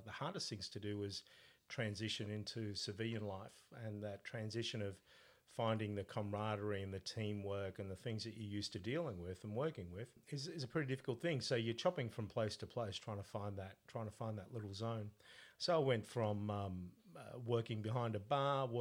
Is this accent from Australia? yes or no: yes; Melbourne, Victoria, Australia; also born or lived in Sicily, Italy; we migrated to Australia when I was four. And then I grew up in Melbourne until I was about 17.